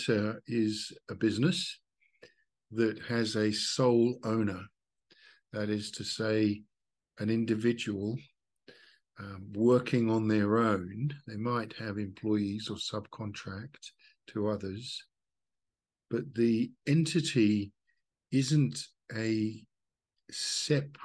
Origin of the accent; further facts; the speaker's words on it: Australia; I'm from Australia, so I'm working on the Australian model